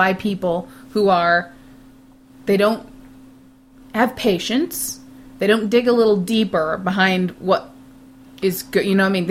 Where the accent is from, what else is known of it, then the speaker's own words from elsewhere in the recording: United States; I'm American